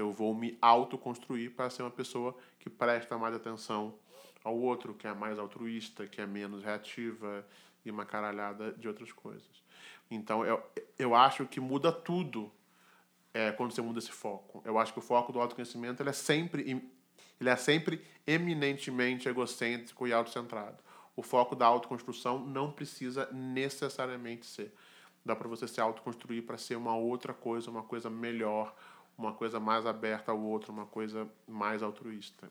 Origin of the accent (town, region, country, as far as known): Brazil; born or raised there